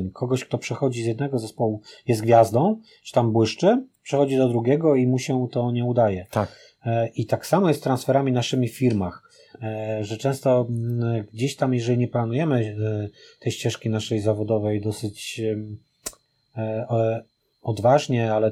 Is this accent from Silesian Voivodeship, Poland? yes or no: no; Poznań, Greater Poland, Poland; jesteśmy z Poznania i, e, i oczywiście moje serce jest przy Lechu